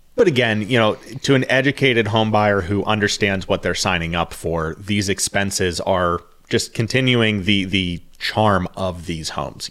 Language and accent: English; Pittsburgh, Pennsylvania, United States; growing up in the Pittsburgh area